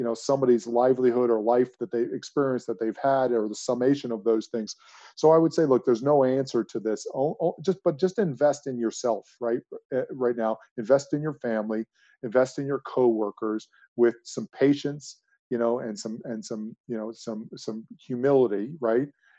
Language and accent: English; United States; moved away as an adult; also born or lived in United Kingdom; being an American in a UK environment